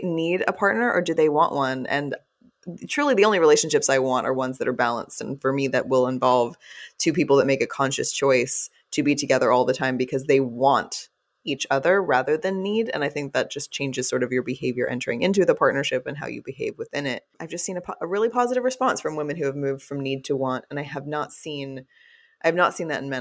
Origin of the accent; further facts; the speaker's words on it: Texas, United States; also born or lived in Fort Worth / Austin / Los Angeles / Chicago; now in New Orleans, United States; I'm from the South as well, I was born and raised in Texas, and I live